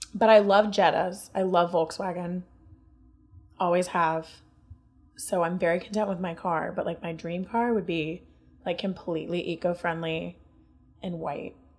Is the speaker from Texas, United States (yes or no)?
no; Ohio, United States